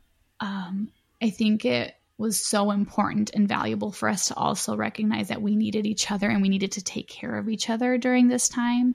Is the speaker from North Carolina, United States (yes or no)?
no; Chicago, Illinois, United States; we're from Chicago, or the surrounding cities of Chicago